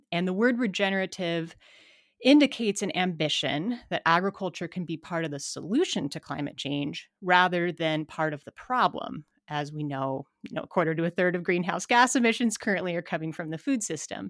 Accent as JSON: {"language": "English", "town": "Missoula", "region": "Montana", "country": "United States", "tie": "born or raised there", "said": "I'm from Montana, born and raised in Missoula."}